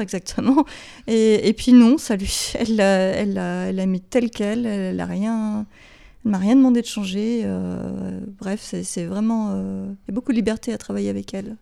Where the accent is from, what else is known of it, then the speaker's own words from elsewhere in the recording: Geneva, Switzerland; first language English; French is a second language; also born or lived in Beirut, Lebanon; je suis genevoise, j'ai grandi ici, j'ai fait toutes mes études ici